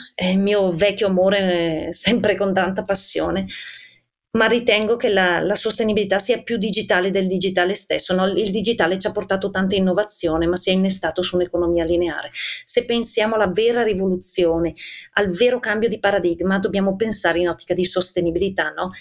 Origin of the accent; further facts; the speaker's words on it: Bergamo, Lombardy, Italy; poi si sente dall'accento. Io son di Bergamo